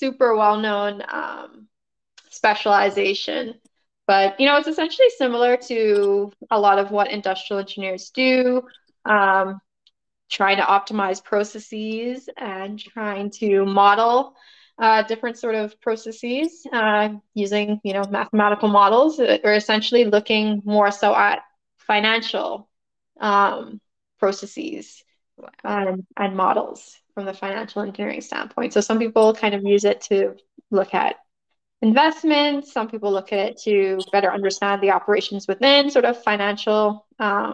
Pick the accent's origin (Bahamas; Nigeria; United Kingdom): Bahamas; Nassau, New Providence; moved away as an adult; also born or lived in Montreal, Canada; I was born and raised in Nassau, Bahamas. So I spent all of my elementary and high school there, and then moved to Canada